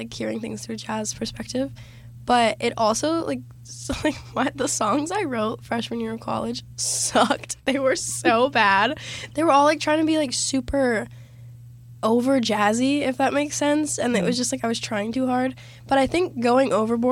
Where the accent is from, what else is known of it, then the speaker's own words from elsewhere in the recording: Florida, United States; I'm from Florida, born and raised, but my dad's actually from Canada.